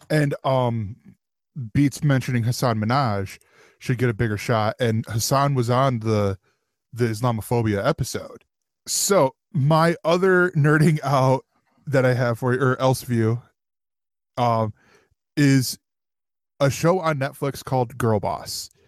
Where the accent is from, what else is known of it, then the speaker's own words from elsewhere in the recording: Brooklyn, New York, United States; because of the fact that of where I'm from. I'm from Brooklyn.